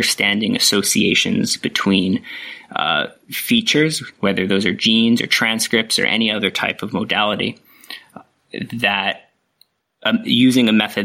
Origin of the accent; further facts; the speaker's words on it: upstate New York, United States; moved away as an adult; now in Australia; My background is I grew up in New York, not the city part for the international audience, but way upstate, more closer to the Canadian border